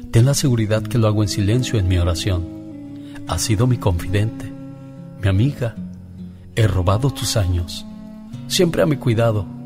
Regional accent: Michoacán, Mexico; moved away; Porque un día salí de Michoacán, pero Michoacán nunca salió de mí.

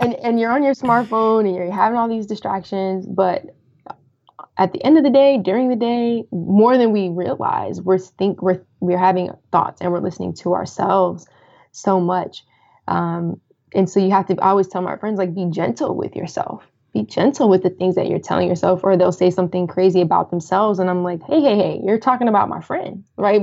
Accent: Colorado Springs, Colorado, United States; moved away as an adult; also born or lived in Washington DC / Maryland / Virginia area; now in DC, Maryland, Virginia area, United States; I'm originally from Colorado. Um, so that was in Colorado Springs, uh, where I'm from

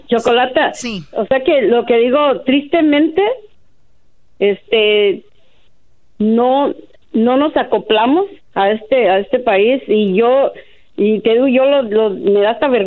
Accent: Mexico; moved away; nosotros los que venimos de México, en este caso yo vengo de México

